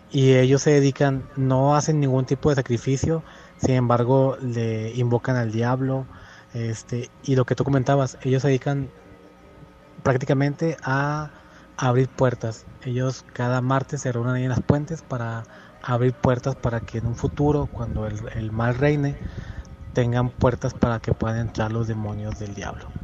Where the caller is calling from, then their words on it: San Nicolás, Nuevo León, Mexico; aquí de San Nicolás.